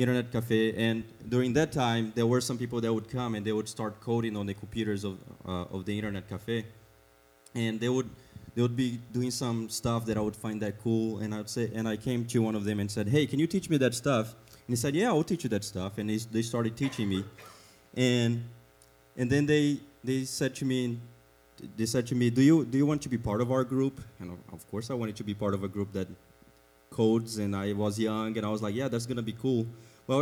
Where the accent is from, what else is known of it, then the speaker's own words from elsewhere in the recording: Brazil; English is a second language; moved away as an adult; now in United States; I have an accent, so you can already know that I'm not from around here. I am from Brazil